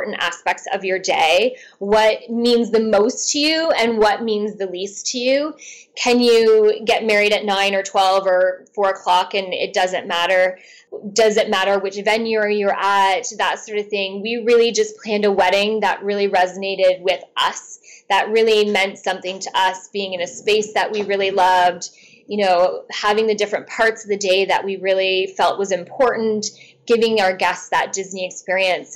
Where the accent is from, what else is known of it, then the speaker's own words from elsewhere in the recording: Canada; being Canadian